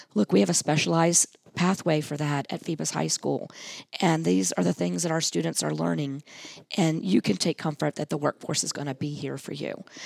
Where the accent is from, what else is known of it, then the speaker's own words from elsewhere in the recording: Hampton, Virginia, United States; I grew up in Hampton